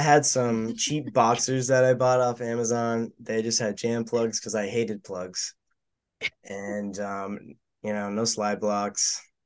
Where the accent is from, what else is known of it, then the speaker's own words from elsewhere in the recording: West Palm Beach, Florida, United States; I'm from West Palm Beach, Florida.